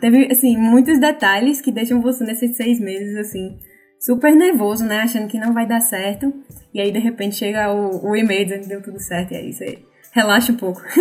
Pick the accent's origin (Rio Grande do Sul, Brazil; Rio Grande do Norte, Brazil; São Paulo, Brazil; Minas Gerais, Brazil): Rio Grande do Norte, Brazil; Natal; moved away as an adult; now in Vancouver, Canada; vim de Natal, Rio Grande do Norte, no Brasil. Estou morando aqui em Vancouver, no Canadá